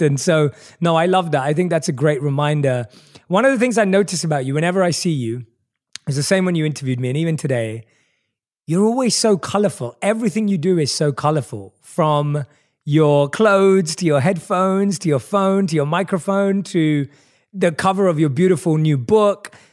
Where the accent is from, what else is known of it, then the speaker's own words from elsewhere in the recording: London, United Kingdom; I was growing up in England, uh, in, in London.